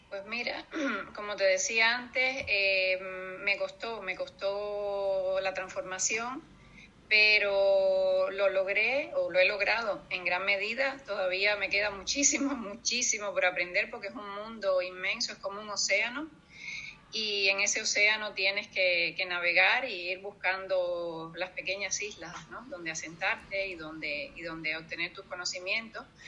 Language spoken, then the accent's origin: Spanish; Cuba; moved away as an adult; also born or lived in Iceland; now in Gran Canaria, Spain; yo nací en Cuba eh, hace ya 50, casi 52 años